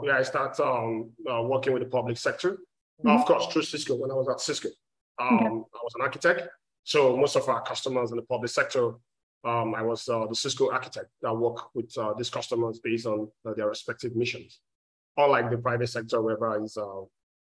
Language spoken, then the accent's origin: English; Nigeria; moved away as an adult; now in Texas, United States; I'm originally from Nigeria. I've been in the state for more than 17 years, based in Texas as well.